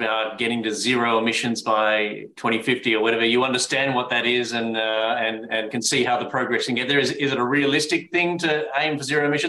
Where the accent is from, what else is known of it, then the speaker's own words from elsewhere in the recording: Australia; I'm an Australian patent attorney and founder of BillTrader.